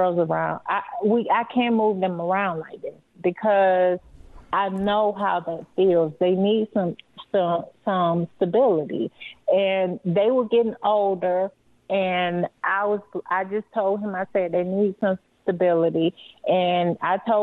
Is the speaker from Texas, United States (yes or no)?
no; Florida, United States; moved away as an adult; also born or lived in Cleveland / Buffalo; now in Colorado, United States; we're from Florida